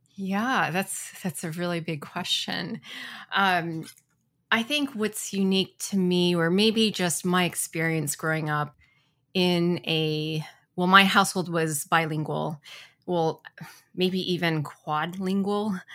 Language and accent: English; Ann Arbor, Michigan, United States; now in Portland, Oregon, United States; I grew up in Ann Arbor, Michigan